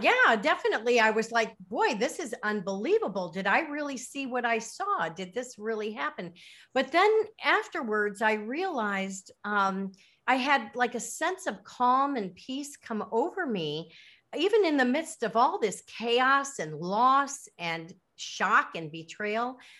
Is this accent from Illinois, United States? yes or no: yes; Lake Forest, Illinois, United States; moved away as an adult; also born or lived in Miami, Florida / Chicago; now in Caribbean; I was born in Miami, but I grew up in Lake Forest, Illinois